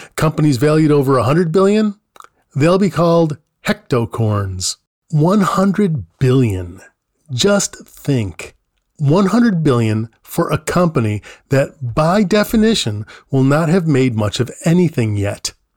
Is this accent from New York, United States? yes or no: yes; New York, United States; I grew up in New York State